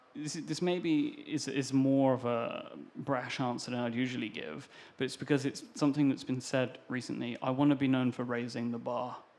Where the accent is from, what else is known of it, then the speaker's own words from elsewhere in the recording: United Kingdom; I am British.